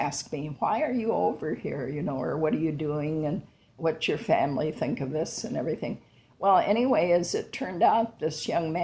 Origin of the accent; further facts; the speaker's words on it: Manchester, Iowa, United States; also born or lived in Cedar Rapids, Iowa / London; I was born and raised in Manchester, Iowa